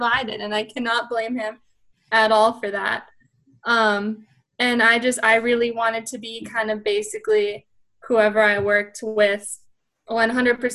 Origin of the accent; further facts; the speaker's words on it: Minnesota, United States; moved away as an adult; also born or lived in Arizona; now in Fargo, United States; I'm from Minnesota